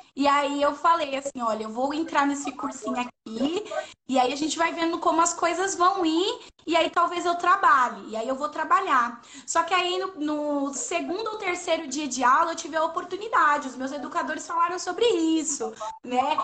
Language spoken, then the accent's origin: Portuguese; São Paulo, Brazil; na minha quebrada, né? No Parque São Rafael, aqui no território da Zona Leste